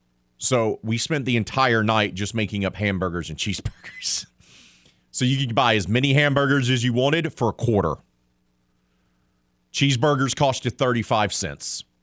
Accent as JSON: {"language": "English", "town": "Mobile", "region": "Alabama", "country": "United States", "said": "yes, sir. I'm from Mobile, where Crystal was very big as well."}